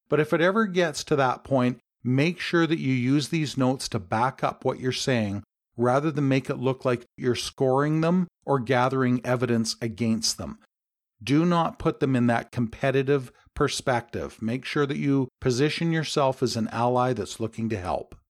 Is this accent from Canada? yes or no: yes; Canada; my home country